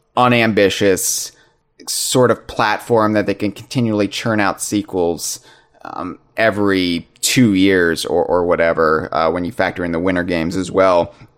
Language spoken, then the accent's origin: English; United States; I'm an American in the United States